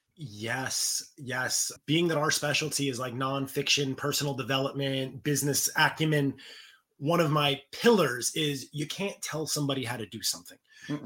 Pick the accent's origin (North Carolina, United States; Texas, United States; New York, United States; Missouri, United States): New York, United States; growing up in New York